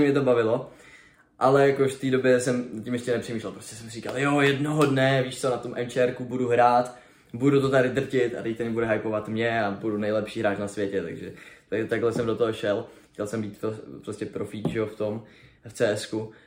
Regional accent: Brno, South Moravian Region, Czechia; Jsem z Brna, takže jsem měl výstaviště relativně poblíž

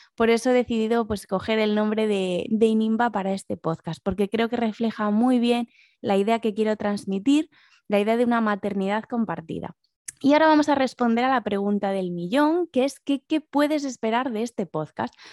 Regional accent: A Coruña, Galicia, Spain; accent: Galician; moved away as an adult; also born or lived in Asturias / London; soy asturiana, pero lo cierto es que viví la mayor parte de mi vida en A Coruña, de ahí mi marcado acento gallego

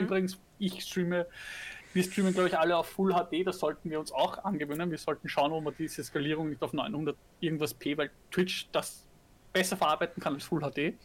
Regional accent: Austria; bei uns in Österreich

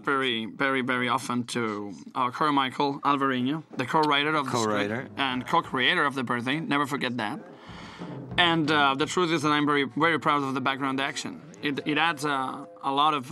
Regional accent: Spain; accent: Spanish; English is a second language; my Spanish accent

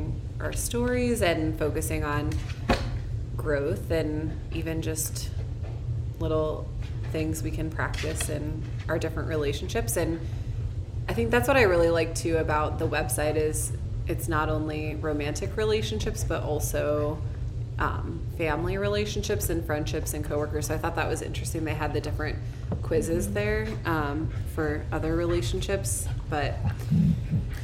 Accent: Midwest, United States; we're both from the Midwest

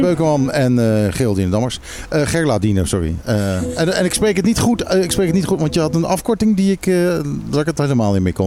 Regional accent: Curaçao; ik zat op Curaçao school

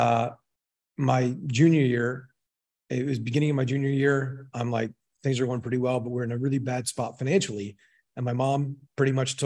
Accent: Maryland, United States; moved away as an adult; also born or lived in Fort Collins, Colorado; I grew up in Maryland, really small town

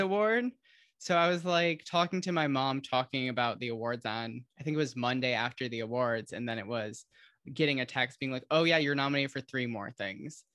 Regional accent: Holland, Michigan, United States; moved away; she's from my hometown

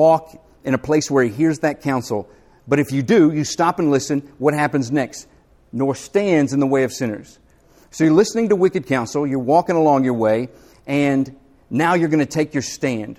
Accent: the South, United States; accent: Southern; also born or lived in Philadelphia; I couldn't wait to get back to the South. But I found that if I dialed up my Southern accent

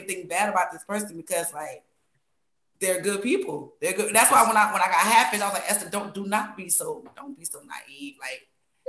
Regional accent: New York, United States; I grew up in New York, and we did not say lying

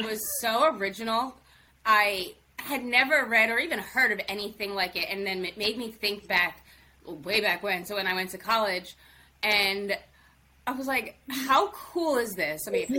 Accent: New Jersey, United States; I'm from Jersey, so.

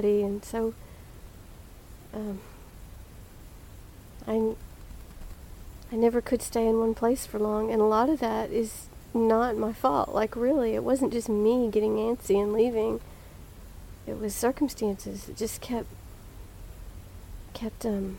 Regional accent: Dallas, Texas, United States; I was born in Dallas, Texas. Grew up in Oak Cliff, which is Dallas

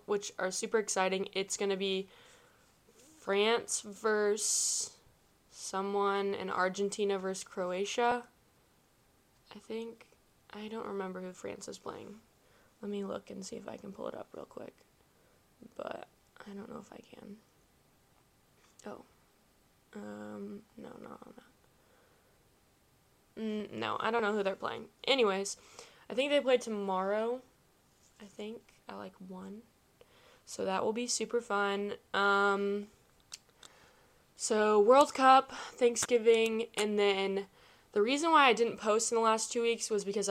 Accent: Kansas City, United States; I'm from the Kansas City area

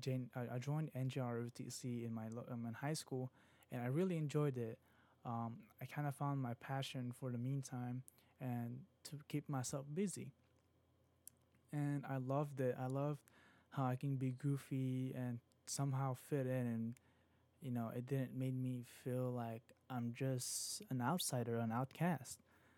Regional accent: Virginia, United States; I was just like here in Virginia. I'm just from Virginia, and I travel up north, probably what New York and Philadelphia and Washington.

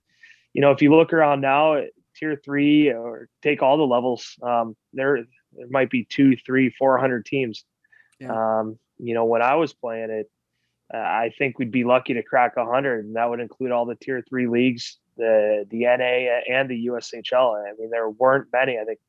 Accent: Iowa, United States; also born or lived in Buffalo, New York; I was born in Buffalo, New York, was there until we moved to Iowa when I was six.

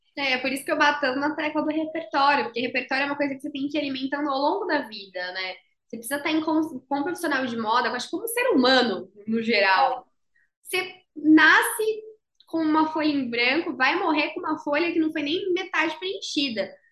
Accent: Brazil; moved away as an adult; now in São Paulo, Brazil; eu não sou de São Paulo, eu sou, do, eu sou da praia, eu sou caiçara. Tive que vir para São Paulo para fazer faculdade

